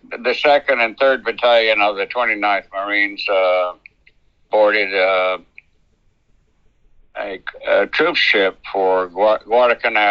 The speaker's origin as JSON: {"language": "English", "area": "Piedmont area", "region": "North Carolina", "country": "United States", "tie": "born or raised there", "said": "I was born in North Carolina Central, North Carolina in the Piedmont area"}